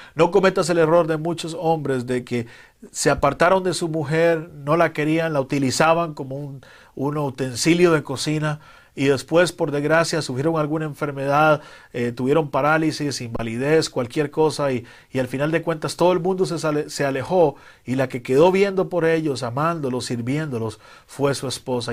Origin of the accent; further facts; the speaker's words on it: Costa Rica; En mi país, Costa Rica